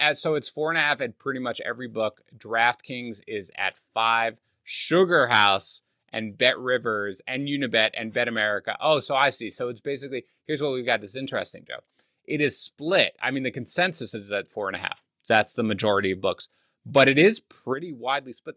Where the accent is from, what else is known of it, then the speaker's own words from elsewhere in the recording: New York City, New York, United States; growing up in Queens